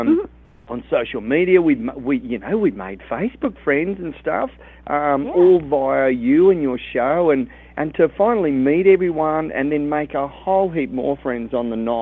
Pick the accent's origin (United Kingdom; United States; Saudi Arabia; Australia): Australia; I'm in Vegas, but I'm from Australia